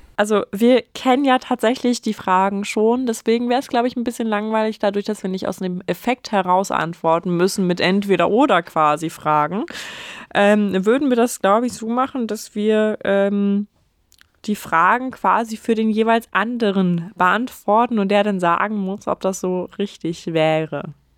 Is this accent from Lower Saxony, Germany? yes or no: yes; former inner-German border area, Lower Saxony, Germany; ich aus einem äh, ehemaligen Grenzgebiet komme.